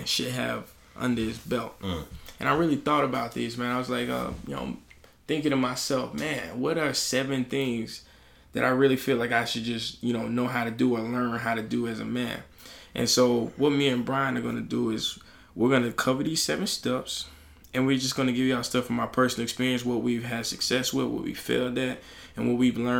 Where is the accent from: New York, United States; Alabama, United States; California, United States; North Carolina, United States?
Alabama, United States; I'm from Alabama